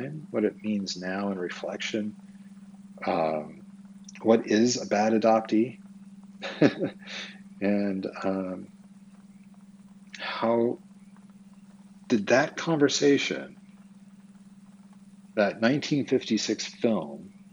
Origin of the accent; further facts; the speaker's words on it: Twin Falls, Idaho, United States; I was born on April 15th, 1974, in Twin Falls, Idaho